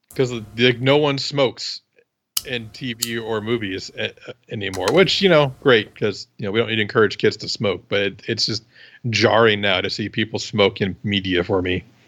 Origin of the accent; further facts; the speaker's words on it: Iowa, United States; I'm from Iowa